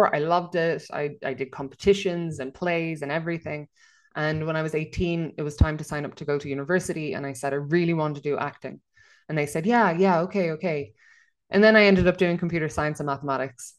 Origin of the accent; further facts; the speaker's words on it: Enniskerry, Leinster, Ireland; moved away as an adult; now in Copenhagen, Denmark; I say I'm from Dublin because that makes it easier, but I'm actually from a small village just outside of Dublin called Enniskerry.